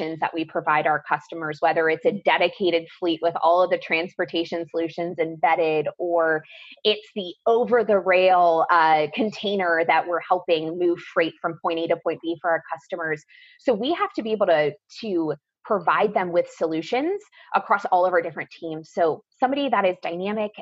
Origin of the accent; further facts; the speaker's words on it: Columbus, Ohio, United States; moved away as an adult; also born or lived in Coral Gables, Florida; I grew up in Columbus, Ohio